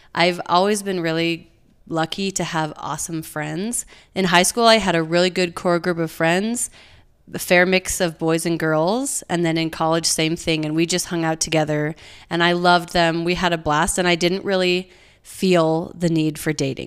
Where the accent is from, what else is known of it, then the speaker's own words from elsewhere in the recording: Provo, Utah, United States; I grew up in Provo, went to Provo High, went to B Y U